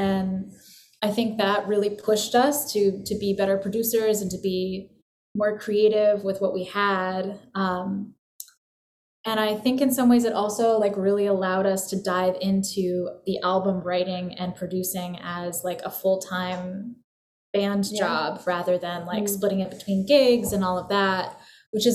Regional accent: Gloucester, Massachusetts, United States; moved away as an adult; now in New York, United States; I came from Massachusetts, from like a fishing village called Gloucester

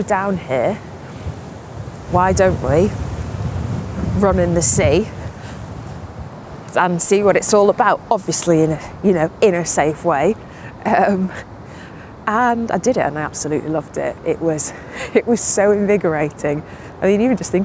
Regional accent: Manchester, North West England, United Kingdom; now in London, United Kingdom; I'm from Manchester and my mum's born and bred Mancunian, like, I've been brought up with very chatty parents

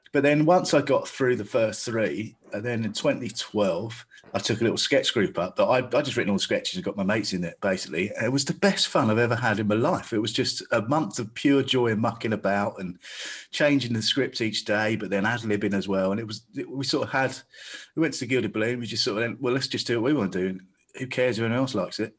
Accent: Staines, South East England, United Kingdom; I'm from Staines

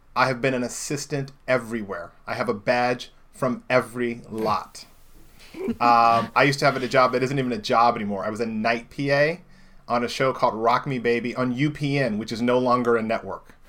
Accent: Indianapolis, Indiana, United States; moved away; I grew up in Indianapolis, Indiana

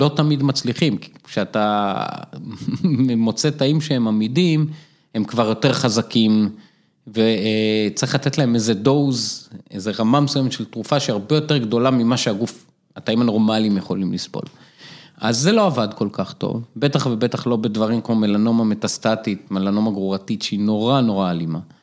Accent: Afula, Northern District, Israel; also born or lived in Boston; now in Jerusalem, Israel; גדלתי באפו, משפחה מתחת לקו העוני

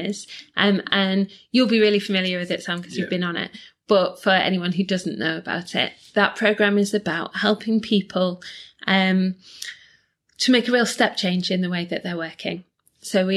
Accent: Leeds, Yorkshire and the Humber, United Kingdom; moved away as an adult; now in Manchester, United Kingdom; I grew up in Leeds

